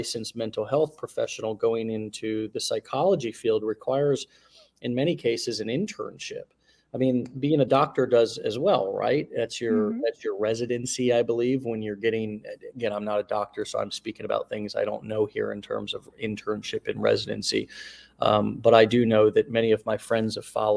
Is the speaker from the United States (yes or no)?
yes; United States; me as an American born into this country